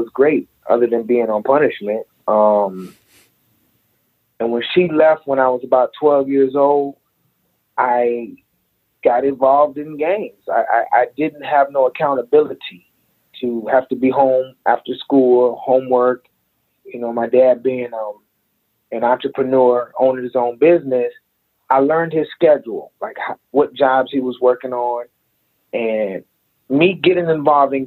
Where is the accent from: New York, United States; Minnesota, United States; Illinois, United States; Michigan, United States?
Illinois, United States; Aurora; I grew up in Aurora, Illinois